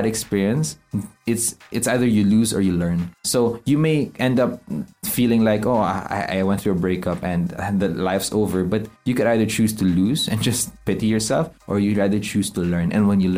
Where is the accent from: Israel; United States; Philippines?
Philippines; we're from the Philippines